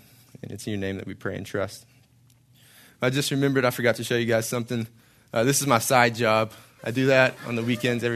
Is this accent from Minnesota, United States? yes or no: no; Hallsville, Texas, United States; moved away as an adult; also born or lived in Marshall, Texas / College Station, Texas; I grew up in Hallsville, Texas, a little northeast from here a little bit, east of Longview, east of Tyler, east of Dallas